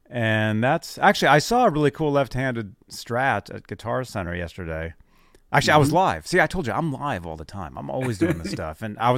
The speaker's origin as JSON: {"language": "English", "town": "Berkeley", "region": "California", "country": "United States", "said": "But I'm originally from Berkeley, California."}